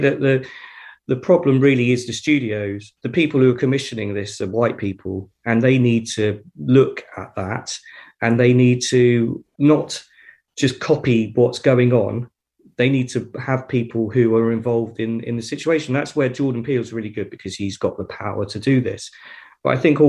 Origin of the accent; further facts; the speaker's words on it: United Kingdom; I'm a British guy